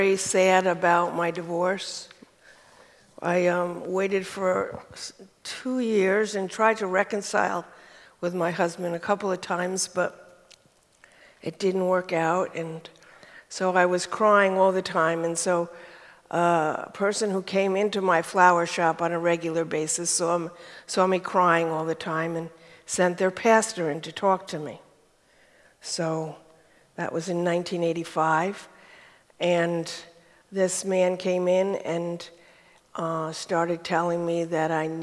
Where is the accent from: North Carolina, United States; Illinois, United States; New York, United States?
New York, United States; Catskill; accent: Brooklyn; moved away as an adult; also born or lived in California; now in Belfast, United Kingdom; I was born in Catskill, New York, in the Catskill Mountains in 1950.